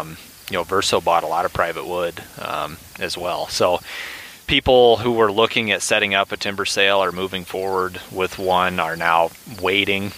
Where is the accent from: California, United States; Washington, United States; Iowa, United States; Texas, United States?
Iowa, United States; moved away; I am from Iowa and have a lot of friends and family that are